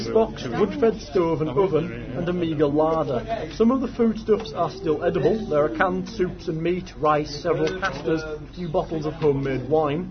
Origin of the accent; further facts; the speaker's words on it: England, United Kingdom; we're English